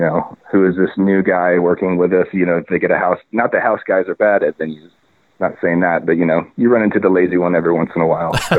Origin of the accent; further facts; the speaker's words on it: Indiana, United States; moved away as an adult; now in Portland, United States; I'm from Indiana and, I graduated from Indiana University in the audio program